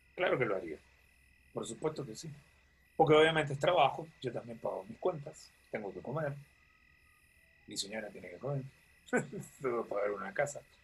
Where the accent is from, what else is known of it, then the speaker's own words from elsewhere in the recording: Panama; yo siempre me quejo de los panameños, creo que todos hacemos lo mismo